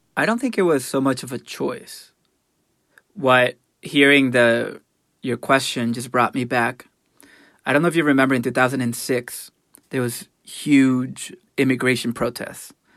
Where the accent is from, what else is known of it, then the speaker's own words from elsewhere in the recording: El Salvador; moved away; I grew up in El Salvador